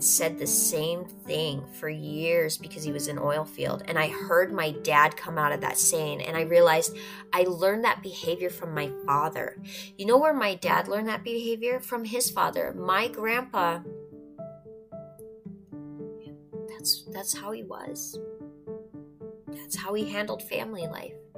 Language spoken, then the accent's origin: English; North Dakota, United States; I'm from North Dakota. I'm Norwegian and Spanish and a little bit of everything else in between.